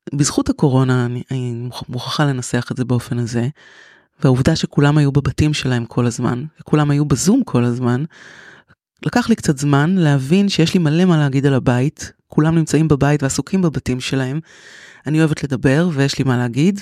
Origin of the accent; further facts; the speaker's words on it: Tel Aviv, Tel Aviv District, Israel; moved away as an adult; now in Kfar Saba, Israel; אני תל אביבית, נולדתי בתל אביב, גדלתי בתל אביב